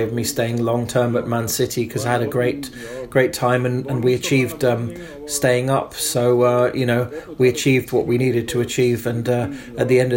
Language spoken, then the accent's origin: English; East Germany, Germany; English is a second language; East Germany, where we both come from